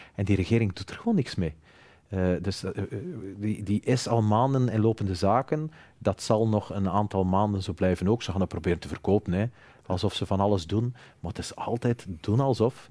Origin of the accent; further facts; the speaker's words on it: Flanders, Belgium; ik ben evident Vlaming